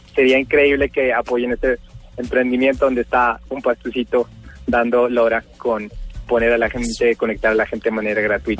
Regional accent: Pasto, Nariño, Colombia; soy de Pasto, vengo de un colegio muy normal

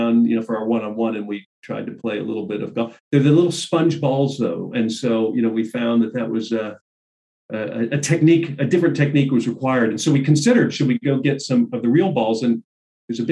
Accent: Southern California, United States; I grew up in Southern California

